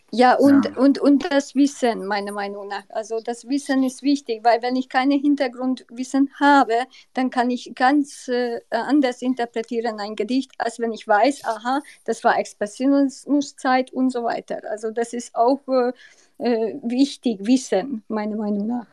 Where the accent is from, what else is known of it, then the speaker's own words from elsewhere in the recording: Hungary; German is a second language; moved away; Bitte ignorieren Sie meinen Akzent. Ich komme aus Ungarn.